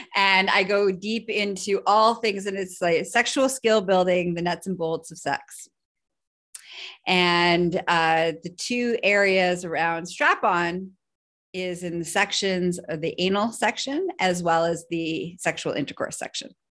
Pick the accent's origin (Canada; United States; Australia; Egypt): Canada; I am Canadian